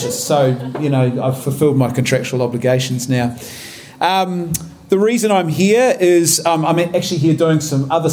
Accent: Rangiora, Canterbury, New Zealand; I come from a small town called Rangiora, which is just north of Christchurch

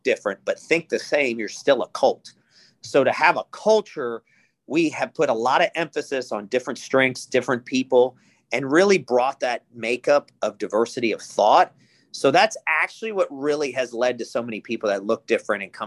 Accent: Atlanta, Georgia, United States; English is a second language; I grew up in the inner city of Atlanta

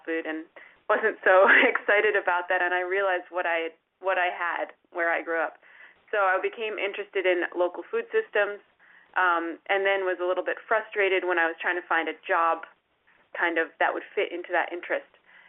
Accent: the Berkshires, Massachusetts, United States; I grew up in the Berkshires

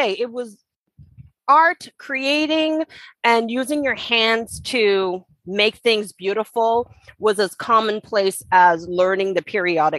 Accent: Nassau, New Providence, Bahamas; I was born and raised in Nassau, Bahamas

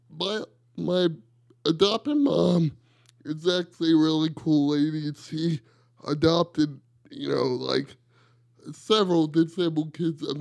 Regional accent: South Carolina, United States; South Carolina.

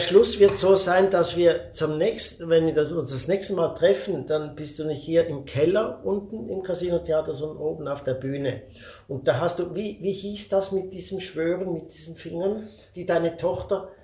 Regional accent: Switzerland; bei uns in der Schweiz

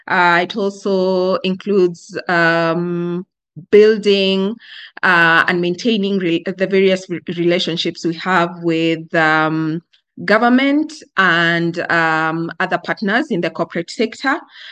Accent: Kenya; Yeah, so I was raised, at least for the first 4 years of my life, I was raised in a very unconventional way.

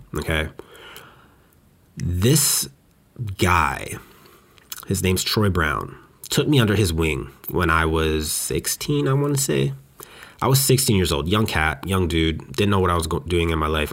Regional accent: Western Canada, Canada; moved away as an adult; now in Montreal, Canada; I grew up in Western Canada

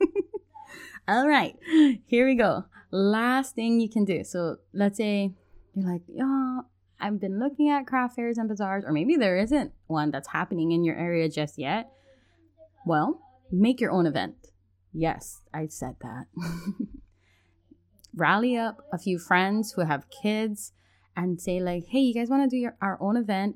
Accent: Hawaii, United States; I'm from Hawaii

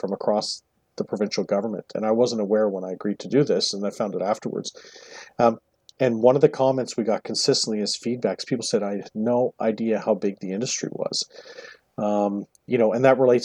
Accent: Newfoundland and Labrador, Canada; moved away; I grew up in Newfoundland, spent my summers in Nova Scotia

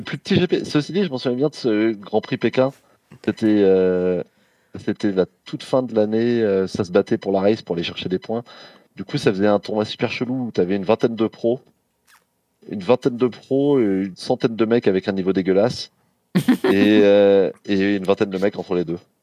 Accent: Aubervilliers, Île-de-France, France; j'ai grandi à Aubervilliers, en Seine-Saint-Denis.

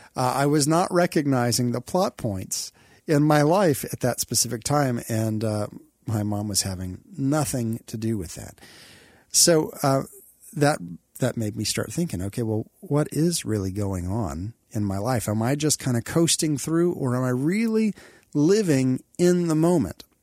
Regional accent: Texas, United States; moved away as an adult; also born or lived in Kentucky / Oklahoma; I love Texas because I grew up here

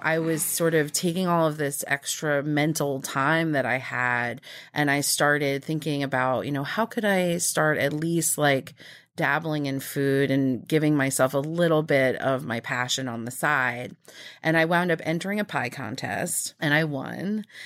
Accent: Nassau County, Long Island, New York, United States; also born or lived in New Mexico; I was born in New Mexico, but we moved to New York when I was two. And I grew up out in Nassau County

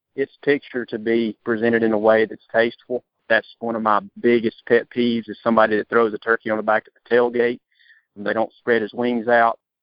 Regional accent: Georgia, United States; I'm from Georgia

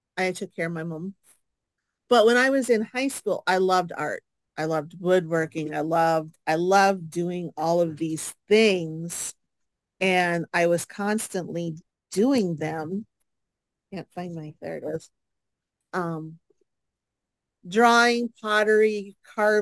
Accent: International Falls, Minnesota, United States; moved away as an adult; also born or lived in Bemidji area, Minnesota; I am originally from International Falls, and I moved down here with my son and my mom to live with my sister

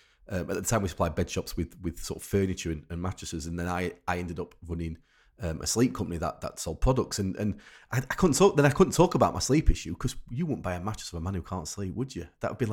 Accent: Rotherham, Yorkshire and the Humber, United Kingdom; I'm from Rotherham, and in we used to have on the local radio station like Night Owls

